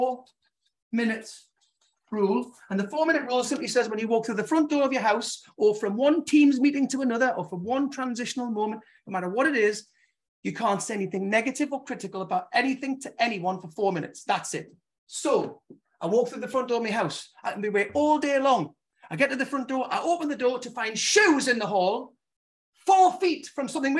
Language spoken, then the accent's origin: English; Gateshead, North East England, United Kingdom; now in Newbury, United Kingdom; I was brought up in Gateshead